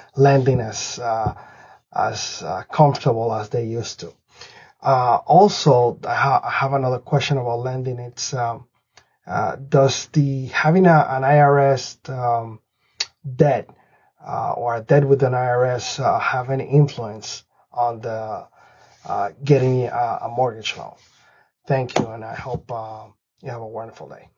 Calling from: Springfield, Massachusetts, United States; I'm calling from Springfield, Massachusetts

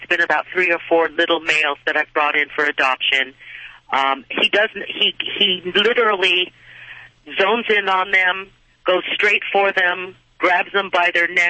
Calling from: Sun Valley, United States; I'm in Sun Valley.

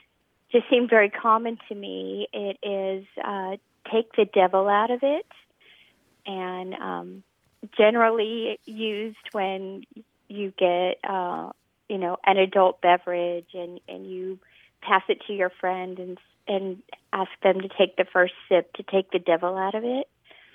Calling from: San Antonio, Texas, United States; I'm calling from San Antonio, Texas.

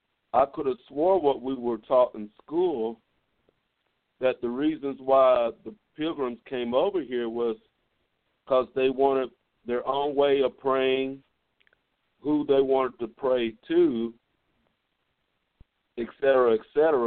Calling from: Midland, Texas, United States; I'm calling from Midland, Texas.

